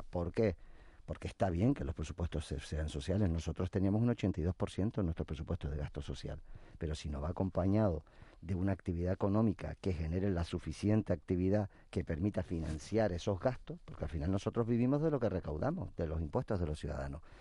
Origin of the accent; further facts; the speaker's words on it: Canary Islands, Spain; Nosotros no somos ni de izquierda ni de derecha, nosotros somos de Canarias